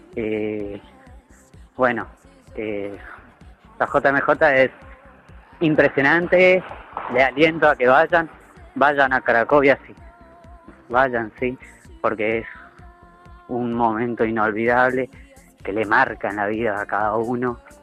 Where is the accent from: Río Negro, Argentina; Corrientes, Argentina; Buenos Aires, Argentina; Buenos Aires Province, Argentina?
Corrientes, Argentina; Paso de los Libres; soy de Paso de los Libres, provincia de Corrientes, del país de Argentina